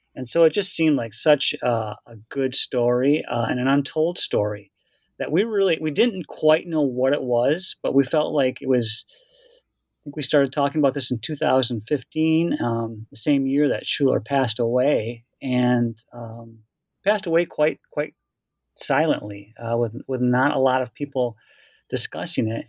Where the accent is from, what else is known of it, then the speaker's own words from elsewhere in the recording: rural Wisconsin, United States; moved away; I grew up in rural Wisconsin.